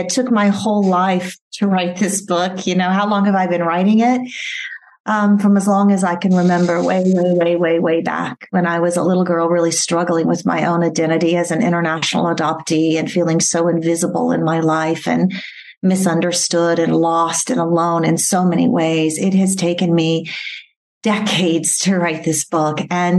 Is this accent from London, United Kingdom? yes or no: no; Bury St Edmunds, East of England, United Kingdom; born there; I was born here in England in an area called Bury St. Edmunds, Suffolk, England, not far from Cambridge.